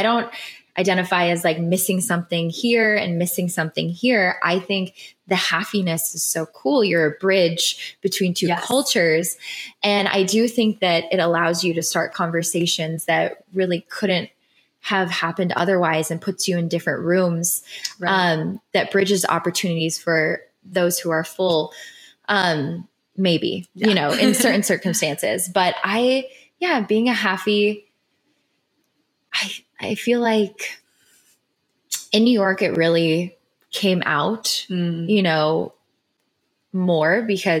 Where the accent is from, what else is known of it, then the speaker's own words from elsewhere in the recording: Philippines; I do love being Filipino and I love my mother and I attach the two so much.